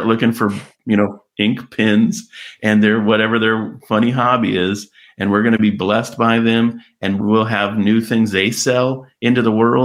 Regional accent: California, United States; my hometown, little California town

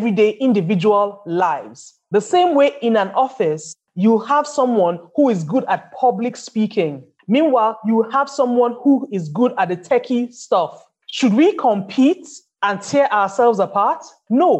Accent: Nigeria; I live in Nigeria. I'm Nigerian

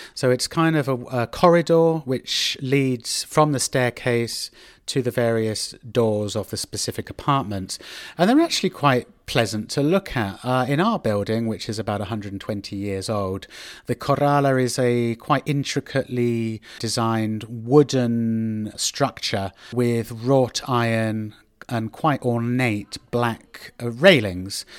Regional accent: Oxford, South East England, United Kingdom; moved away as an adult; also born or lived in United States; now in Madrid, Spain; my hometown in Oxford back in the UK

